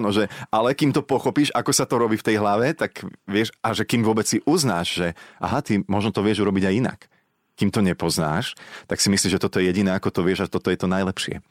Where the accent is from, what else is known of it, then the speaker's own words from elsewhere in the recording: Slovakia; som zo Slovenska